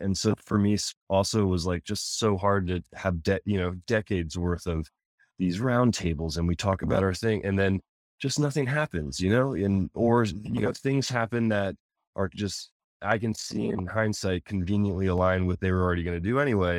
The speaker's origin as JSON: {"language": "English", "area": "Anne Arundel County", "region": "Maryland", "country": "United States", "tie": "born or raised there", "said": "I grew up in Anne Arundel County"}